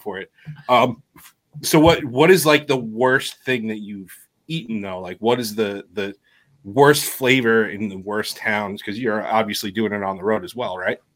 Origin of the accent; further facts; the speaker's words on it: New York, United States; we're from New York